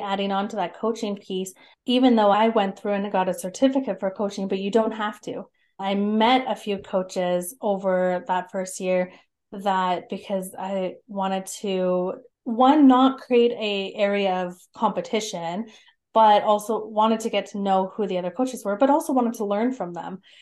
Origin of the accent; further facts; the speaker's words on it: Calgary, Alberta, Canada; also born or lived in Lethbridge; I grew up in Calgary and surrounding areas. So I've always been in Alberta.